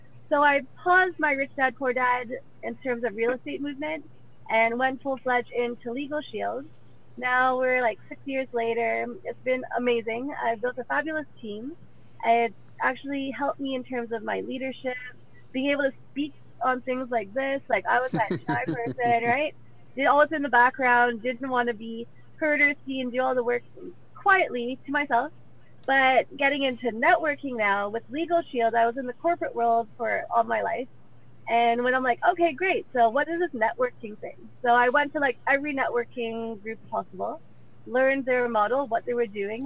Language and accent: English; Mississauga, Ontario, Canada; also born or lived in Ottawa / Trinidad; I was born in Ottawa. We moved to Trinidad, lived there for 5 years, did that thing. Parents came back up here, gave Trinidad a go. Didn't really work out, I guess, out there. Came back to Mississauga. I've been here ever since